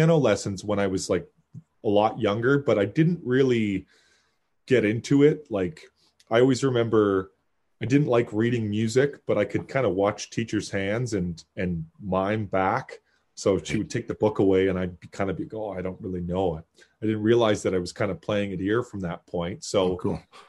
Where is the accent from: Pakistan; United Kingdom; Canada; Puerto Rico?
Canada; Kitchener, Ontario; I was born in Kitchener